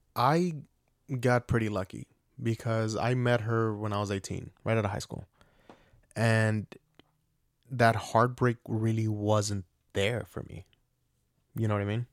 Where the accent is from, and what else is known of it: Atlanta, Georgia, United States; moved away